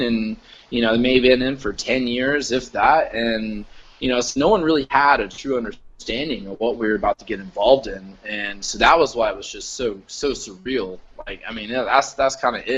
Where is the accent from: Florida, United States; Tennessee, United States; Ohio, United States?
Florida, United States; moved away as an adult; I'm from Florida